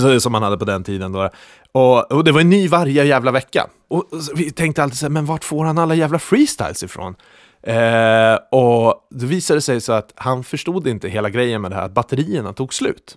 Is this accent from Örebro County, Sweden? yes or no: yes; Lindesberg, Örebro County, Sweden; jag kommer från Lindesberg